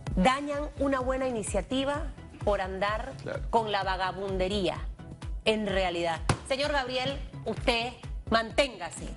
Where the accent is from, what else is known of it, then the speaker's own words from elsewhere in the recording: Panama; Para mí como panameña